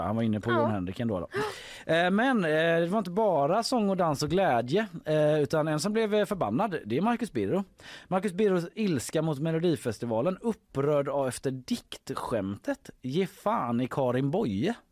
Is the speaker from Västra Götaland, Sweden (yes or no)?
yes; Gothenburg, Västra Götaland, Sweden; man själv som göteborgare